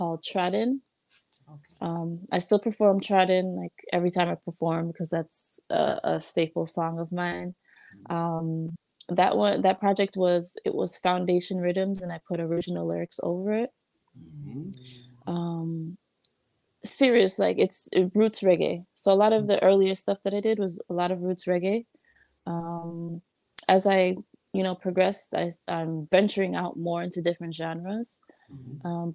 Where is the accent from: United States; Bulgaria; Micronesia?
United States; Chicago, Illinois; now in California, United States; I was born in Chicago, born and raised in Chicago